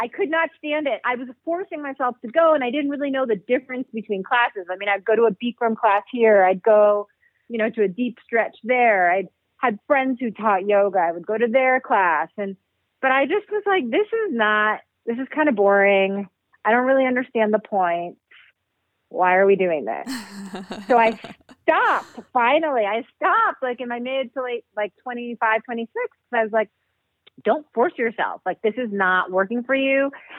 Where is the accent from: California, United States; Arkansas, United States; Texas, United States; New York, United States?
New York, United States; New York City; I grew up in New York City, and one of our classes was movement.